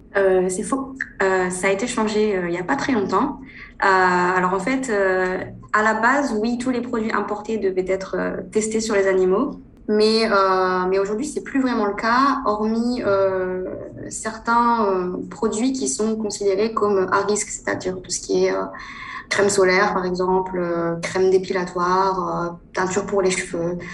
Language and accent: French; northern France, France; moved away as an adult; now in China; je suis originaire du nord de la France. Je suis née dans une petite ville du nord.